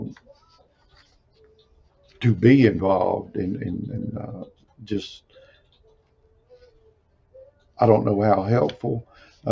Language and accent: English; Alabama, United States; I'm from Alabama, so I moved back to Alabama